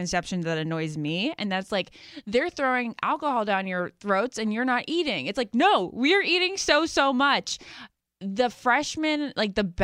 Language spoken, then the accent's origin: English; Great Falls, Virginia, United States; I'm from Great Falls, Virginia